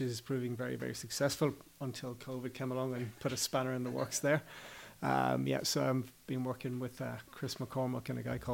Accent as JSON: {"language": "English", "area": "Clare", "region": "Munster", "country": "Ireland", "tie": "born or raised there", "also_born_or_lived": "Limerick", "moved": "as an adult", "lives_now": "Jersey", "said": "I'm from Clare. I was born in Limerick, but I'm a Clare man."}